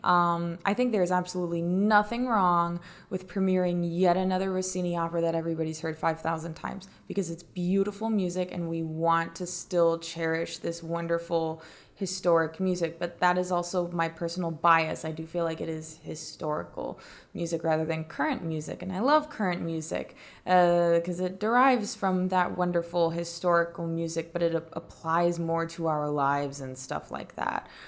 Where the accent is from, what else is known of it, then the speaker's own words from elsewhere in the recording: North Carolina, United States; moved away; I'm from North Carolina